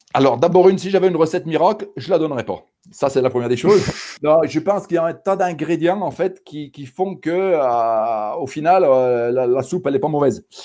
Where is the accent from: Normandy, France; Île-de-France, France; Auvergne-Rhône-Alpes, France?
Auvergne-Rhône-Alpes, France; Saint-Étienne region; par mon accent, euh, les gens vont s'en rendre compte euh, d'eux-mêmes. Donc, je viens de la région euh, stéphanoise